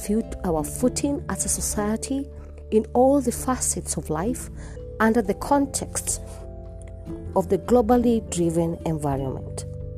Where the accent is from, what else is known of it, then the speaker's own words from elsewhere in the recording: Kenya; I am uniquely Kenyan and relevantly African